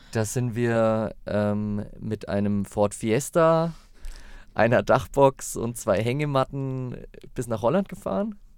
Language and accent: German; Fichtel Mountains, near Bayreuth, Bavaria, Germany; ich komme ursprünglich aus dem Fichtelgebirge in der Nähe von Bayreuth